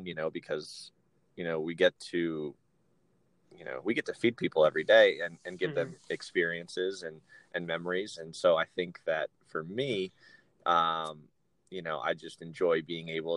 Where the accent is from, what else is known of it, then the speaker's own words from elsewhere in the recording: Reading, Pennsylvania, United States; now in Pittsburgh, United States; I'm originally from Pennsylvania, but I'm from the other side of the state. I'm from Reading, Pennsylvania